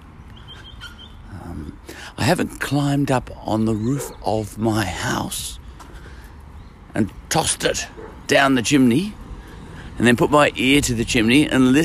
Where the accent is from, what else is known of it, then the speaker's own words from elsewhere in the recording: Scotland, United Kingdom; I'm Scottish